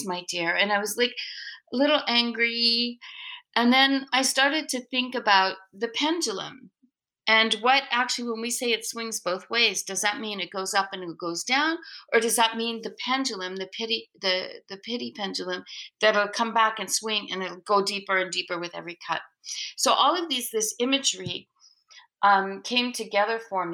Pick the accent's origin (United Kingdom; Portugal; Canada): Canada; the Maritimes; now in Quebec, Canada; I grew up in the Maritimes